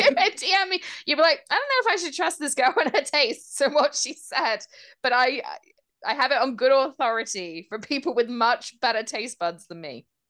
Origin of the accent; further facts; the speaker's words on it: United Kingdom; As a British person